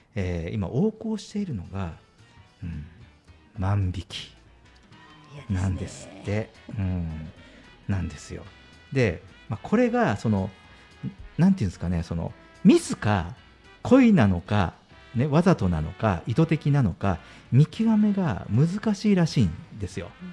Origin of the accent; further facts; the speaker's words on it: Fukuoka, Japan; しかも博多の人間なので